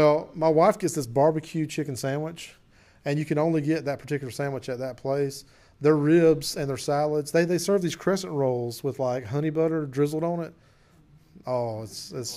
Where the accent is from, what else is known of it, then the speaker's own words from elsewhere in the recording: Clinton, United States; my hometown of Clinton